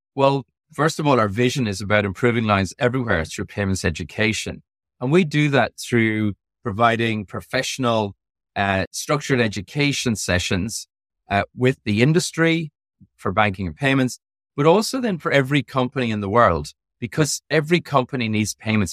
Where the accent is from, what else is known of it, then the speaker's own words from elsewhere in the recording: Ireland; moved away; I am from Europe. I am, I am originally from Ireland.